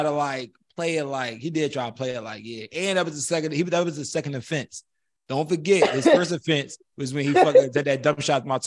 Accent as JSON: {"language": "English", "town": "Philadelphia", "region": "Pennsylvania", "country": "United States", "said": "The Germantown niggas yeah. take pride in where we from. I'm from I'm from that."}